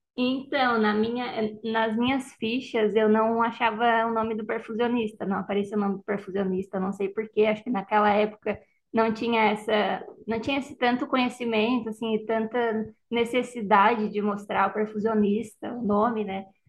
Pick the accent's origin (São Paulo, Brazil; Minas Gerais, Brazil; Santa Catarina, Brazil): Santa Catarina, Brazil; Criciúma; moved away as an adult; now in Porto Alegre, Brazil; eu sou de Criciúma, né, natural de Criciúma. Vim para Porto Alegre para fazer a pós-graduação